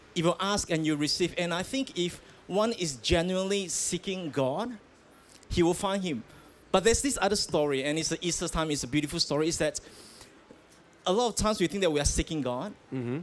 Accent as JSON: {"language": "English", "country": "Malaysia", "tie": "born or raised there", "said": "I grew up in Malaysia"}